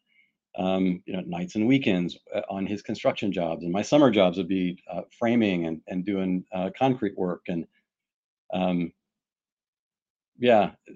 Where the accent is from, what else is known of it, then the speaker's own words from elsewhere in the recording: Pike Road, Alabama, United States; now in Houston, United States; I grew up in a rural, very rural part of Alabama outside of Montgomery, my hometown, Pike Road, Alabama